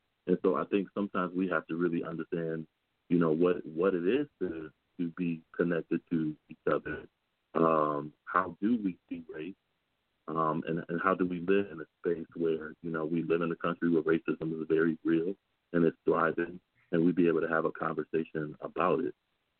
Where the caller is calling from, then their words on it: Michigan, United States; I know that for me, I'm calling in from Michigan